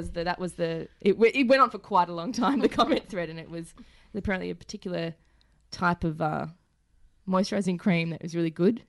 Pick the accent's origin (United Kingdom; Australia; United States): Australia; Warwick, Queensland; I'm also a Queenslander